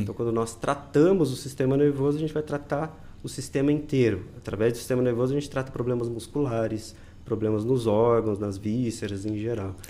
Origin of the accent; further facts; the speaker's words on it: interior of Paraná, Brazil; na minha região, eu sou do interior do Paraná